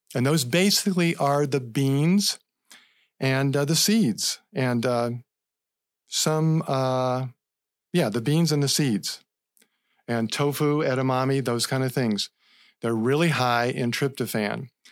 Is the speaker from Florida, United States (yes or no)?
yes; Central Florida, United States; I grew up in Central Florida